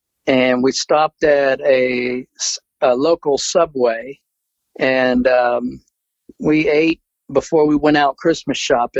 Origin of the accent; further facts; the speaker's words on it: Pennsylvania, United States; I was born in Pennsylvania, where you're at.